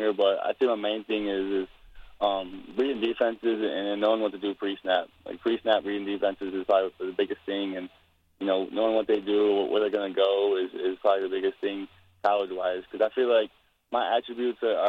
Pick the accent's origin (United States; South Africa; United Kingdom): United States; Crestview; growing up in Crestview was fun